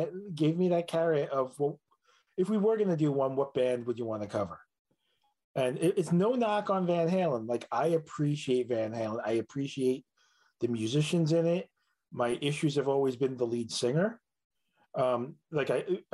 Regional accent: New York City, New York, United States; I was born in Queens

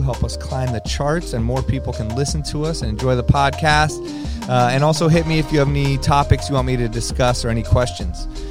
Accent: Los Angeles, California, United States; Growing up in Los Angeles

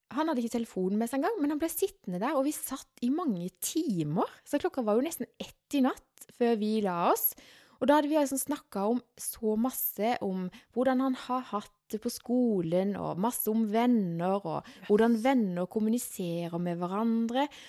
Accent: Sørlandet, Norway; vi sørlendinger

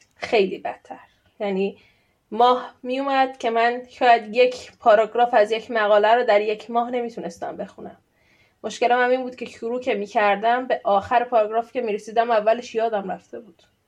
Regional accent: Iran; moved away as an adult; now in Sweden; الان ساکن خارج از ایرانم ساکن سوئدم

